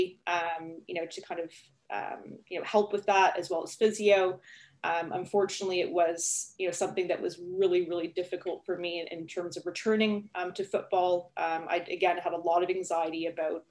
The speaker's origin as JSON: {"language": "English", "town": "Toronto", "region": "Ontario", "country": "Canada", "moved": "as an adult", "lives_now": "United Kingdom", "said": "I'm not originally from the UK, obviously. I'm from Toronto, Canada, and I moved over to the UK about 8 years ago"}